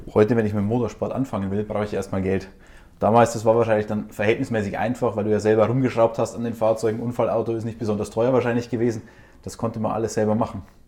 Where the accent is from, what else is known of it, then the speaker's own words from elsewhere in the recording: Austria; accent: Austrian; das Österreichische